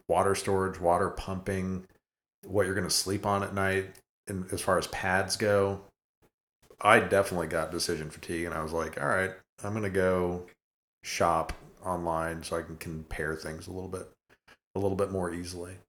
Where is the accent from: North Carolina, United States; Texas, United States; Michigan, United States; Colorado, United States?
Colorado, United States; when I was a kid, growing up in Colorado